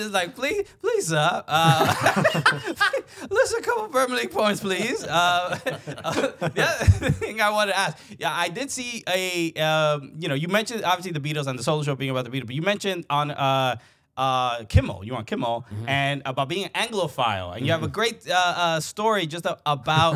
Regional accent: New York City, New York, United States; I grew up in Brooklyn, a Dominican kid, immigrant family

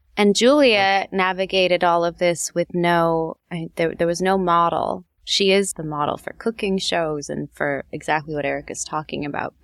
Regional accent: Los Angeles, California, United States; also born or lived in Chicago; I lived in Chicago when I was young, really young, and then we moved to Los Angeles. I think I was in third grade. L A is my hometown.

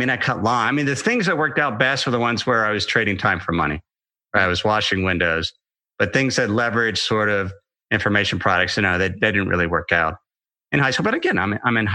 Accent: Ohio, United States; I grew up in Ohio

